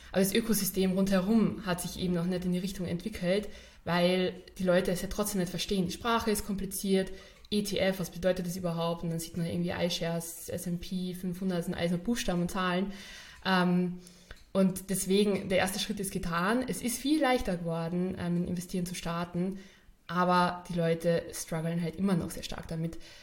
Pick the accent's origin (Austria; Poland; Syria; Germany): Austria; Carinthia; moved away as an adult; also born or lived in Vienna; ich bin ja in, in Kärnten aufgewachsen, bin dann da in die Schule gegangen